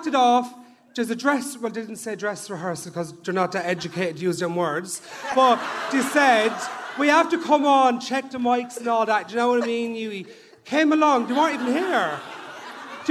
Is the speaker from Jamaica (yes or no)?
no; Dublin, Leinster, Ireland; I'm from Ballymun